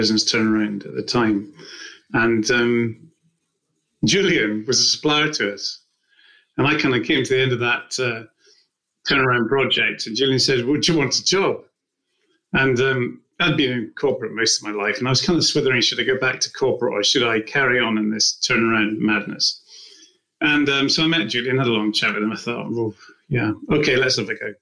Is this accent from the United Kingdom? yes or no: yes; Scotland, United Kingdom; now in Winchester, United Kingdom; I live in Winchester at the moment. I'm originally from Scotland